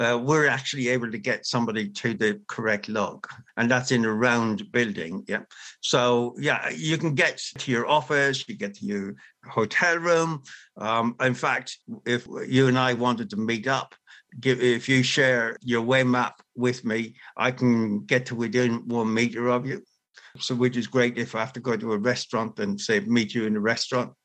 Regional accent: Ireland; As an Irish person, we say to be sure, to be sure

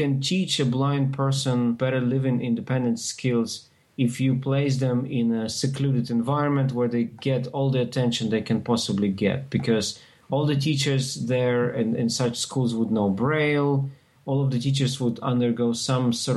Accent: Ukraine; I grew up in Ukraine

